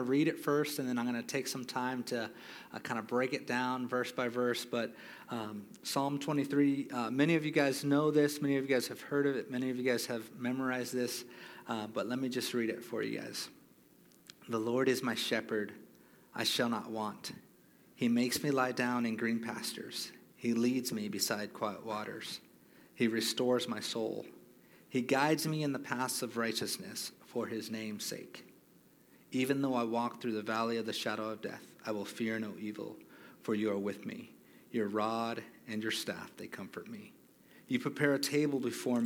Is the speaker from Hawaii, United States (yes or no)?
yes; Hawaii, United States; moved away; I grew up born and raised in Hawaii